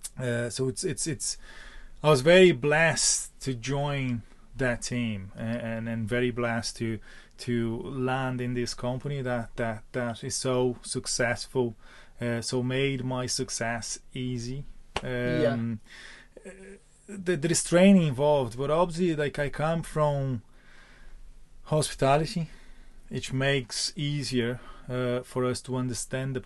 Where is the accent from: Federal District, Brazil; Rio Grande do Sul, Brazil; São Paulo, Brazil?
Rio Grande do Sul, Brazil; Porto Alegre; moved away as an adult; now in Ireland; I'm come from Porto Alegre in the south of Brazil